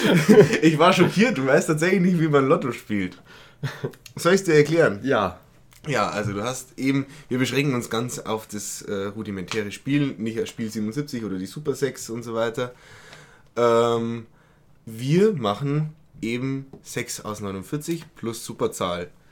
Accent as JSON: {"language": "German", "town": "Berching", "region": "Bavaria", "country": "Germany", "said": "da wo ich herkomme aus Berching"}